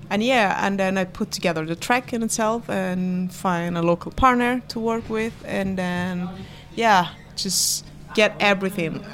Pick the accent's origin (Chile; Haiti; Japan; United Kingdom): Chile; also born or lived in Venezuela; I was born to a Spanish mother and a Venezuelan father, and then I grew up in Chile.